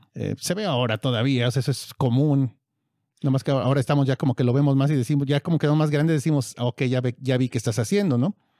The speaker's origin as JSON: {"language": "Spanish", "country": "Mexico", "said": "nosotros somos de México"}